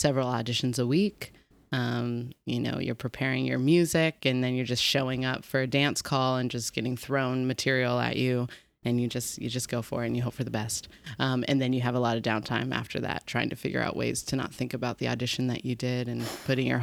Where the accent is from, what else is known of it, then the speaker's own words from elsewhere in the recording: Reno, Nevada, United States; moved away as an adult; also born or lived in Los Angeles, California; now in New York, United States; I was born and raised in Reno, Nevada